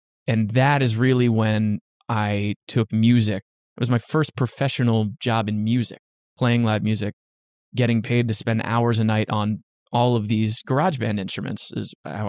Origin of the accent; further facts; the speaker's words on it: New Jersey, United States; I grew up in Central Jersey and I grew up in a very, very small town where there really wasn't much to do. There's like not even a traffic light in my town.